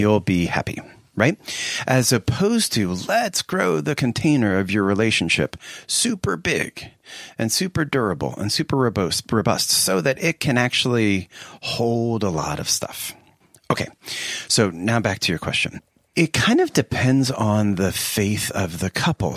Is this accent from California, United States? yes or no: no; Philadelphia, Pennsylvania, United States; now in Seattle, United States; I'm from the Philadelphia area, and in fact, by the time I was sixteen, I was living a half a block from Westminster Seminary